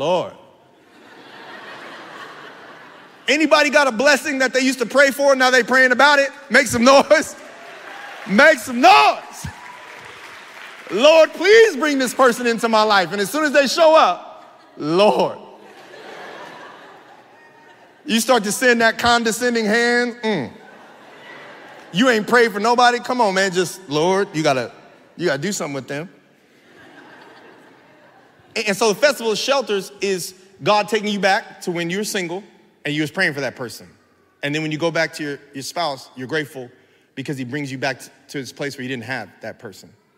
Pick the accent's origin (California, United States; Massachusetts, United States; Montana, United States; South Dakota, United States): California, United States; San Bernardino; now in Los Angeles, United States; I'm still from San Bernardino